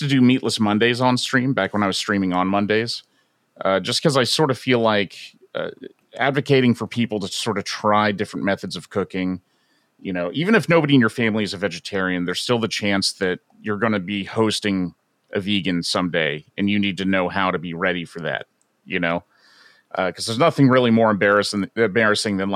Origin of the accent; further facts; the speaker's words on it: Florida, United States; now in Seattle, United States; I grew up not in Seattle. I grew up in Florida